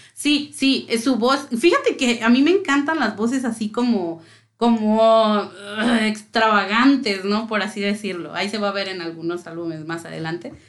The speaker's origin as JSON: {"language": "Spanish", "region": "Mexico City", "country": "Mexico", "said": "soy de la Ciudad de México"}